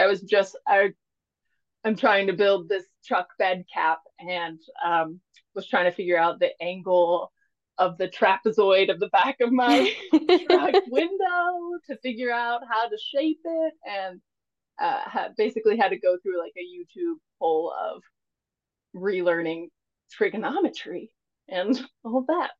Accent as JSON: {"language": "English", "region": "Mississippi", "country": "United States", "tie": "born or raised there", "moved": "yes", "lives_now": "Maine, United States", "said": "originally, I am from Mississippi not born. My parents were both in the military, so I was around three or four when I, uh, they moved to Mississippi, and that's basically where I was raised."}